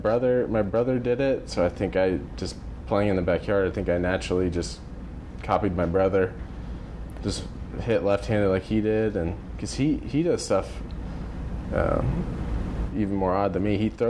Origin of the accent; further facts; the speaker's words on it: Dallas, Texas, United States; Yep, I stayed in the area.